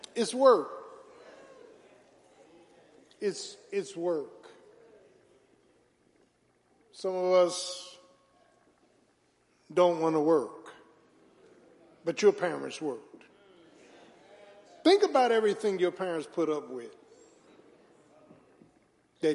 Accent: Philadelphia, Pennsylvania, United States; growing up in South Philly

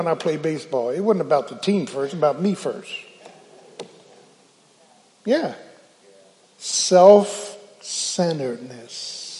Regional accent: Philadelphia, Pennsylvania, United States; Can I get a witness? Yeah, I'm from Philly.

